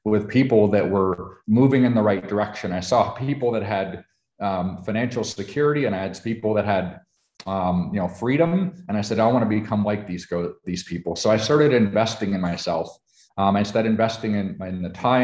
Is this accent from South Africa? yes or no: no; Canada; now in United States; I am a Canadian. I was Canadian born.